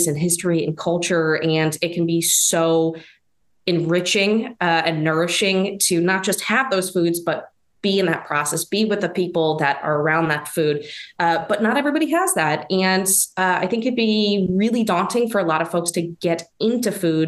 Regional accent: East Coast, United States; now in Midwest, United States; I'm living in kind of the Midwest, but I'm from the East Coast

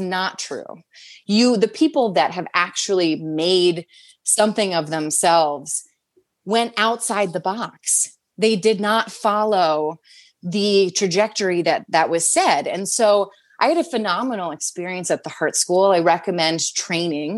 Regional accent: Wildwood Crest, New Jersey, United States; also born or lived in Washington D.C. / Maryland; now in New York City, United States; I grew up in Wildwood Crest, New Jersey, and Cape May area is more what people know it as

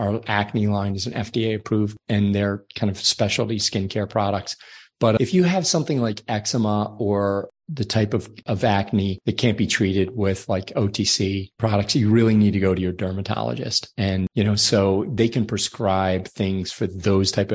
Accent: Ireland; I'm from Ireland, so my skin is very fair

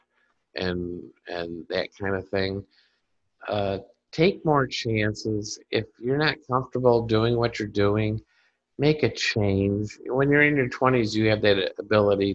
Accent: Carpentersville, Illinois, United States; moved away; also born or lived in Dundee, Illinois; my hometown of Carpentersville and Dundee, Illinois

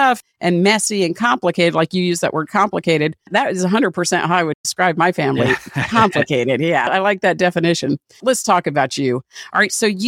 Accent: Washington, District of Columbia, United States; I grew up in Washington, D.C.

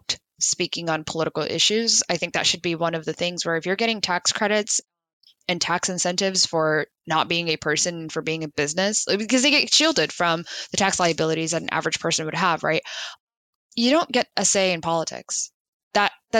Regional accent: United States; just as an American

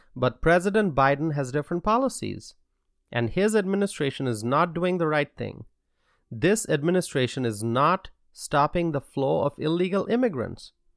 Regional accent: United States; I am here addressing you all as an American citizen

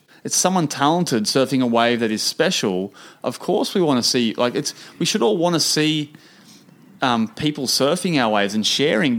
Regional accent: Ireland; born there; I'm born in Ireland.

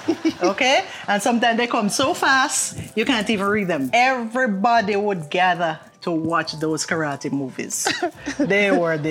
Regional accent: Jamaica; accent: Jamaican; moved away as an adult

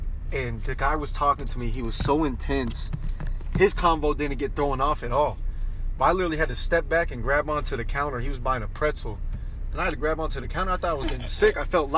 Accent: Kansas, United States; also born or lived in Florida; Growing up in Kansas and Florida, you know, I've been a part of tornadoes and hurricanes.

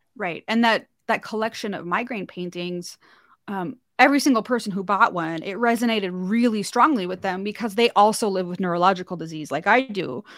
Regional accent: North Dakota, United States; moved away as an adult; I'm from North Dakota originally. That's where I live now.

